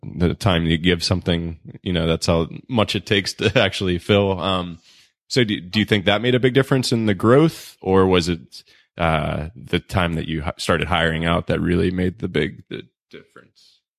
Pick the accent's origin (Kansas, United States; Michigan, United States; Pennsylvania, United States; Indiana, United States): Pennsylvania, United States; Pittsburgh; moved away; in Pittsburgh 'cause that's my hometown and, you know, maybe we'll go back there one day